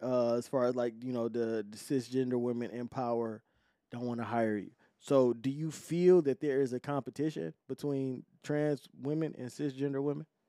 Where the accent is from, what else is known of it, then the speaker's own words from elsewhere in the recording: Detroit, Michigan, United States; I'm from Detroit.